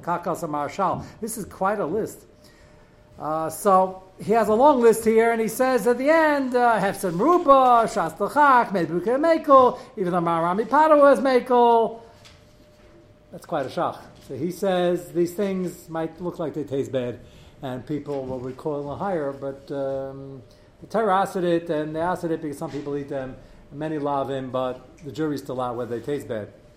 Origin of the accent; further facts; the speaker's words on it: New York City, New York, United States; I grew up in Brooklyn.